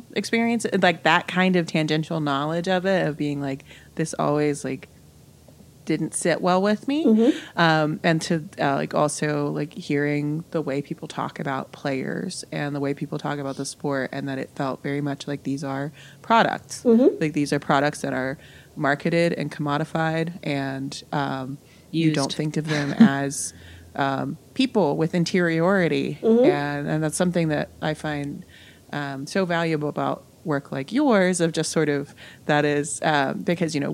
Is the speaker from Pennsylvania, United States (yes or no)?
no; West Virginia, United States; moved away as an adult; also born or lived in California; I'm from West Virginia. Like I'm from like Mountaineer country. So grew up knowing college football.